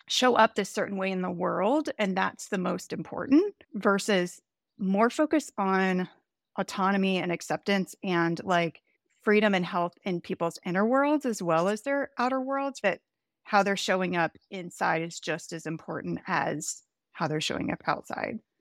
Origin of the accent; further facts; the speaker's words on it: the Bible Belt in the South, United States; moved away; also born or lived in Chicago; I grew up Southern Baptist in the Bible Belt in the South. It was interesting when I moved to Chicago